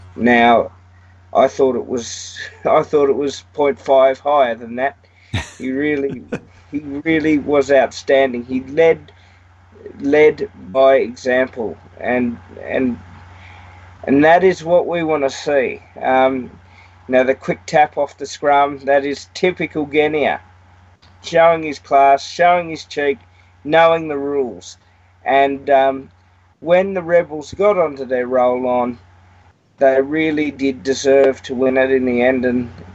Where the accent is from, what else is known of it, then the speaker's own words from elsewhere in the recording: Australia; as an Aussie